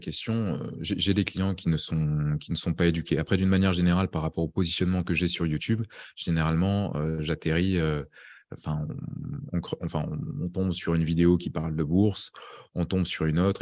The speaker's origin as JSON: {"language": "French", "country": "France", "moved": "yes", "lives_now": "Estonia", "said": "je suis français là-bas"}